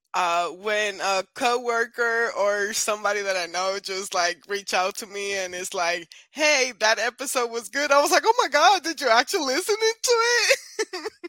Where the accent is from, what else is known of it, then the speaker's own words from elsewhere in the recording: Puerto Rico; moved away; I'm originally from Puerto Rico